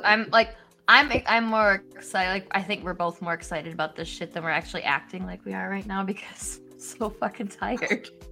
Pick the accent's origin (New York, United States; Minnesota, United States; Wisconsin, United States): Wisconsin, United States; now in Illinois, United States; I'm from Wisconsin